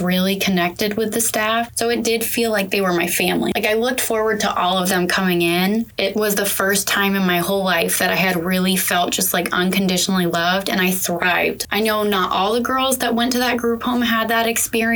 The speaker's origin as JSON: {"language": "English", "area": "Pasco County", "region": "Florida", "country": "United States", "also_born_or_lived": "St. Petersburg, Florida", "said": "They moved me all the way to St. Pete and I was from Pasco"}